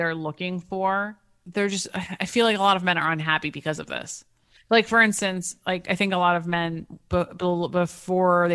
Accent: United States; also born or lived in Athens, Greece

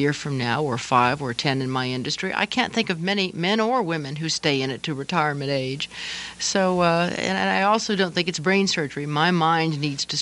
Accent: Santa Barbara, California, United States; also born or lived in Kansas City, Missouri; my hometown of Santa Barbara where I was anchoring

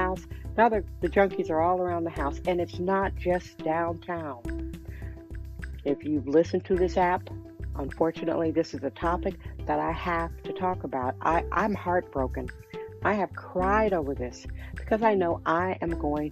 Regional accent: Milwaukee, Wisconsin, United States; now in San Francisco, United States; I'm from Milwaukee, Wisconsin. My parents divorced. I am one of seven children

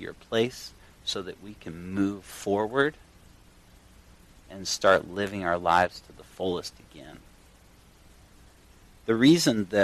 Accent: Durango, Colorado, United States; I grew up in Colorado, a little town called Durango

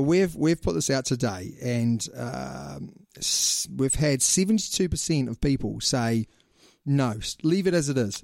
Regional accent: New Zealand; we are two Kiwis

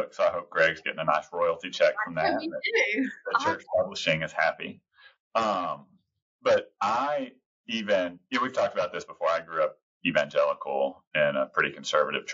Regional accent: Texas, United States; I'm a Texan

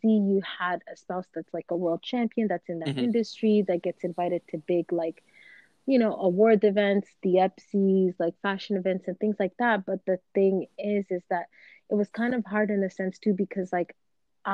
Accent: Canada; we are from Canada

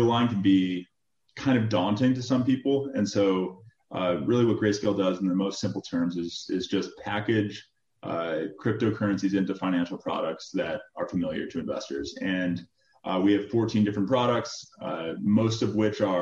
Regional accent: Chicago, Illinois, United States; moved away; also born or lived in Michigan; Originally from Chicago. I grew up in the city of Chicago

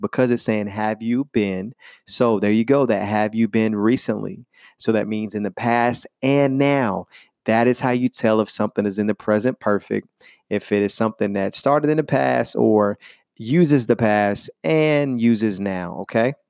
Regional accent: Chattanooga, Tennessee, United States; I am from Chattanooga, Tennessee, and that is in the United States of America

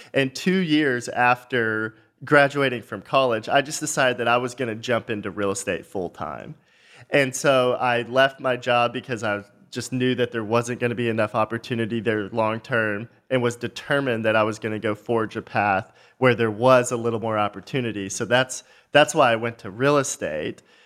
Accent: just north of Dallas, Texas, United States; I grew up just north of Dallas, really small town, you know, one stoplight town.

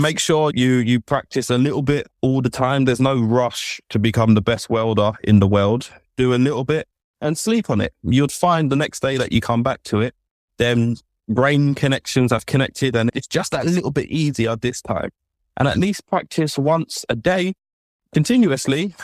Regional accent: London, United Kingdom; so I grew up in London.

